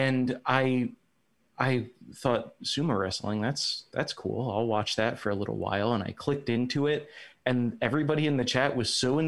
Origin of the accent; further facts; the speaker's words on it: Charleston, South Carolina, United States; moved away; I'm from Charleston, South Carolina, originally.